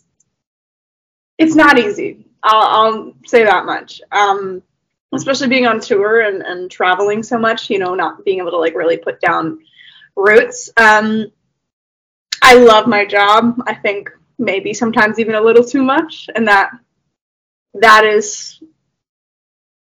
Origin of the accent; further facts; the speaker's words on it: Canada; I'm from Canada